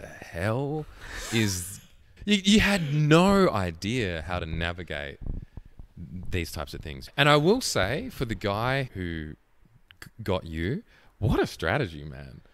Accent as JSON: {"language": "English", "town": "Hobart", "region": "Tasmania", "country": "Australia", "moved": "as an adult", "lives_now": "Melbourne, Australia", "said": "I'm from Hobart"}